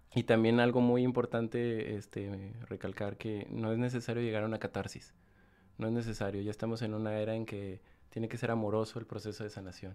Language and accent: Spanish; Guanajuato, Mexico; moved away as an adult; also born or lived in Salamanca, Guanajuato / León, Guanajuato; soy del estado de Guanajuato. Guanajuato. Viví en León mucho tiempo, nací en Salamanca, Guanajuato, pero ya llevo fuera de, León como siete años